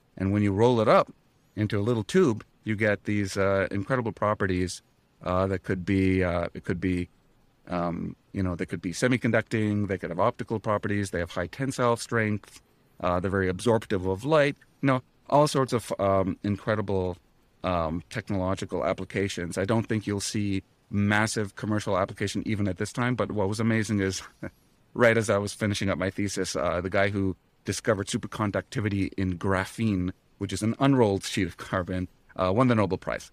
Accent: Ottawa, Ontario, Canada; moved away; in Ottawa right now, my hometown

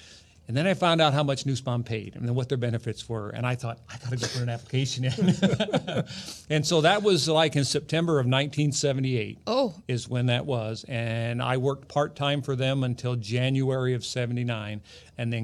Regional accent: Bloomington, United States; I was born and raised here in Bloomington. Never did go very far

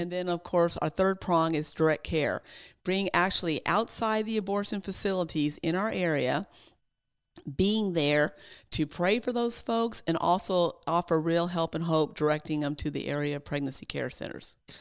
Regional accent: Texas, United States; as a Texan, when I was growing up in high school

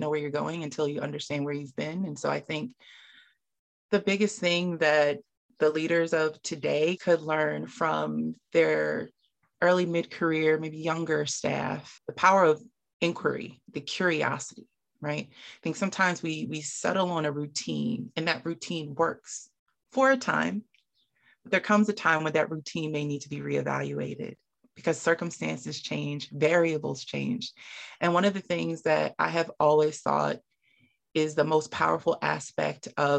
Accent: Camden, New Jersey, United States; I'm from Camden, New Jersey. I did a lot of after school programs growing up.

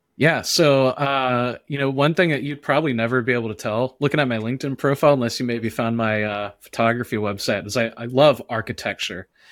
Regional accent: the South, United States; I'm from the South.

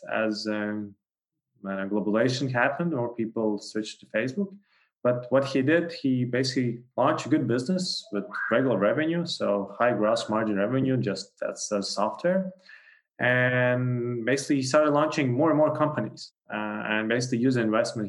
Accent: Latvia; I'm from Latvia, and then also co-founders are both from Latvia.

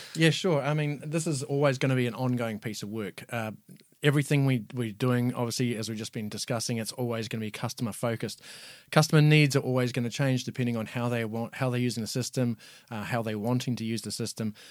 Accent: New Zealand; moved away as an adult; now in Ireland; living and working in New Zealand. Obviously, that's where I'm from. You might know if my accent is not Irish

